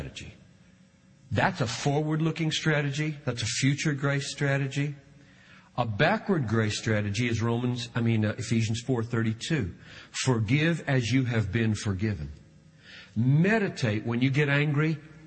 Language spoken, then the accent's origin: English; South Carolina, United States; I grew up with in South Carolina.